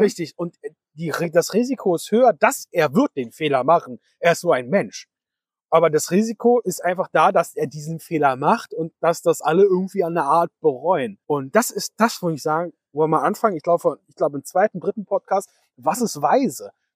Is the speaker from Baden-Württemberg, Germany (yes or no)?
no; Berlin, Germany; Wir kommen hier aus Berlin-Spandau, ja, also mehr aus Spandau als aus Berlin